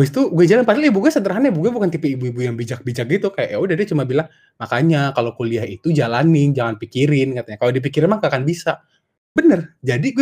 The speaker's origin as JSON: {"language": "Indonesian", "town": "Medan", "region": "North Sumatra", "country": "Indonesia", "tie": "born or raised there", "lives_now": "Bandung, Indonesia", "said": "Jadi gue aslinya orang Medan, terus tinggal di Bandung."}